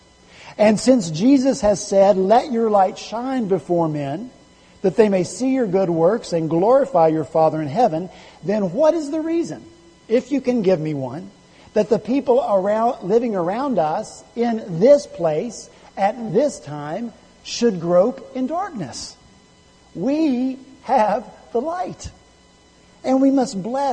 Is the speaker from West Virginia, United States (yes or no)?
yes; West Virginia, United States; I'm from West Virginia